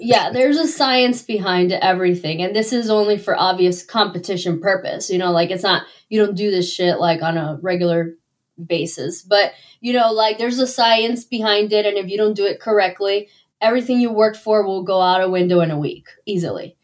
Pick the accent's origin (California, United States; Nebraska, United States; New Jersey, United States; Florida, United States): Florida, United States; Miami; I'm originally from Miami